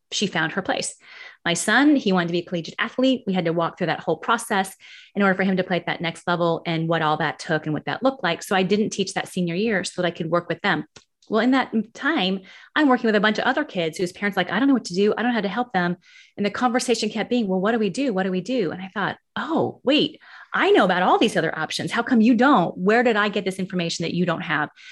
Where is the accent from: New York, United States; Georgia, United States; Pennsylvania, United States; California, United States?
California, United States; Martinez; moved away as an adult; also born or lived in Pleasant Hill, California / Walnut Creek, California / Missouri; now in South Carolina, United States; I grew up in the Bay Area. I grew up in Martinez